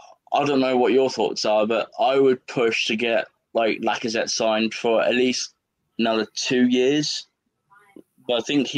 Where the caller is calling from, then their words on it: East of England, United Kingdom; If you look at England on the map, and to the like to the very edge on the right, that's where I am.